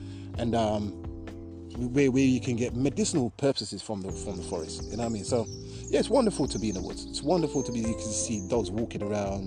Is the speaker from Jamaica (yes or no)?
yes; Jamaica; moved away; I grew up in Jamaica for 10 years